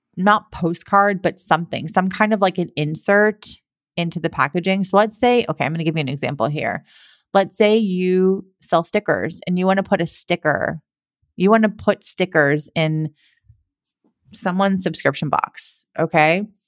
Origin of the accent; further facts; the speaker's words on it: Massachusetts, United States; I'm from Massachusetts as well, so I love my Massachusetts people